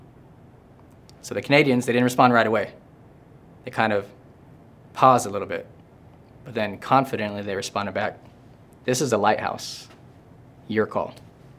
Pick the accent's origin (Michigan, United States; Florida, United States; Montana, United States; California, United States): Florida, United States; Tampa; I'm from Tampa Bay